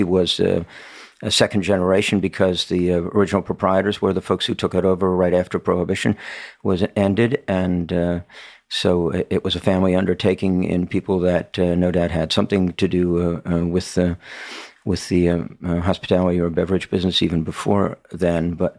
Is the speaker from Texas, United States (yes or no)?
no; Washington, District of Columbia, United States; And I came from the Washington, D.C. area, so I had become aware that Washington was something of a center for retail purchase of wine